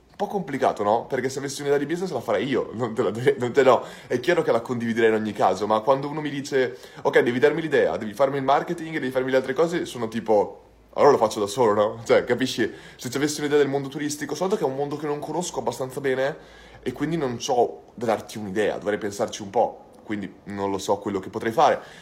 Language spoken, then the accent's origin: Italian; Santa Maria Maddalena, Veneto, Italy; also born or lived in Bologna; sono originario di Bologna, però sono cresciuto in Santa Maria Maddalena, in provincia di Rovigo